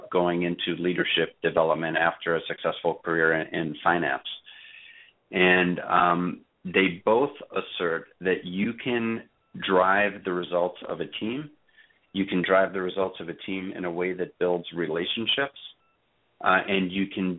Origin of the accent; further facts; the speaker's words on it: New York City, New York, United States; I was raised in Brooklyn